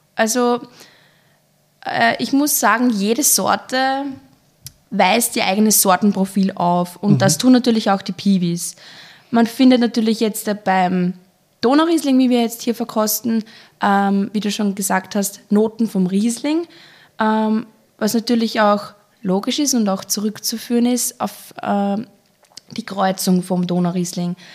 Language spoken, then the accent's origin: German; Traisental, Lower Austria, Austria; komme aus dem kleinen, aber feinen Weinland Dreisendal in Niederösterreich